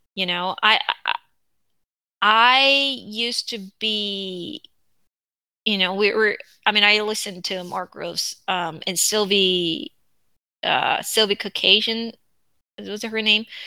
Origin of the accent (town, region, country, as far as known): South Korea; English is a second language; moved away